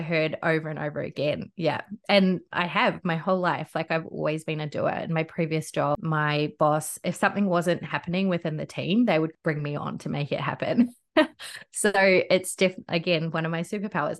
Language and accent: English; North Island, New Zealand; now in Gold Coast, Australia; I'm from the North Island